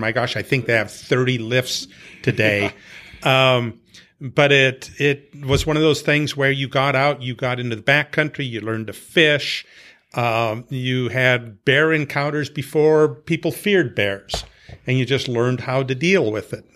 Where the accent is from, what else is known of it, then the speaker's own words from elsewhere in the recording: Montana, United States; I grew up in Montana